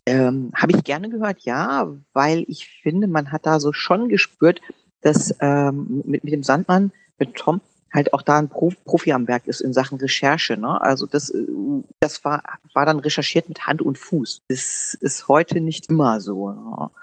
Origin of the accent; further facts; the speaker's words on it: Hanover, Lower Saxony, Germany; wir sind ja als Hannoveraner